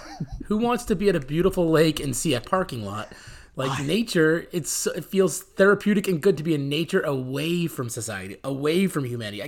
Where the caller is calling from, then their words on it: California, United States; I'm calling in from California.